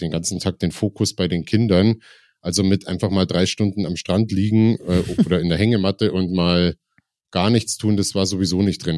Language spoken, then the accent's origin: German; Ingolstadt, Bavaria, Germany; moved away as an adult; now in Munich, Germany; Ich bin in Ingolstadt geboren und habe da die meiste Zeit, ja nicht mal die meiste Zeit, das muss ich gerade mal rechnen, ungefähr die Hälfte meines Lebens auch wohnhaft verbracht